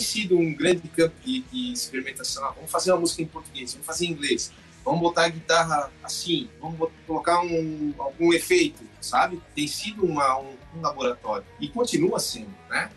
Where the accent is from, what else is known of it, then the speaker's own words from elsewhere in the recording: Brazil; moved away; also born or lived in United States; eu sou brasileiro, o coração vibra no Brasil, porque voltei para o Brasil